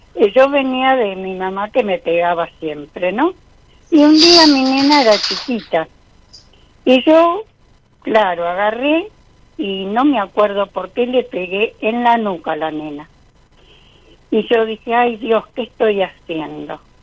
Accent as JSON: {"language": "Spanish", "town": "Isidro Casanova", "region": "Buenos Aires Province", "country": "Argentina", "said": "De Isidro Casanova"}